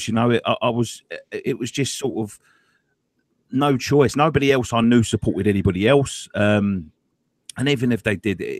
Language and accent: English; London, United Kingdom; I grew up in Newham